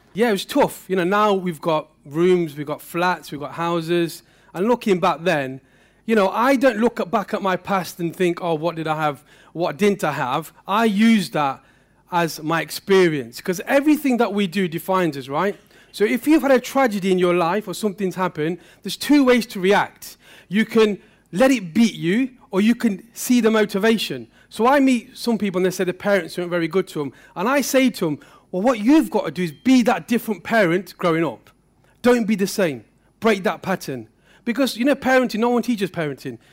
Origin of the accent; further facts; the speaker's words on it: Derby, East Midlands, United Kingdom; my story started not so far from here. Um, I lived in Pear Tree